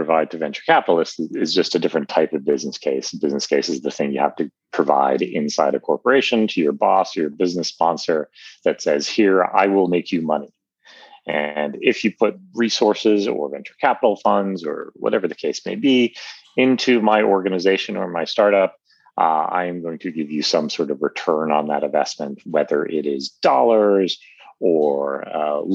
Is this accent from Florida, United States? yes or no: no; New York City, New York, United States; moved away as an adult; also born or lived in Taiwan / Germany / Vietnam / Switzerland; I was born in New York City.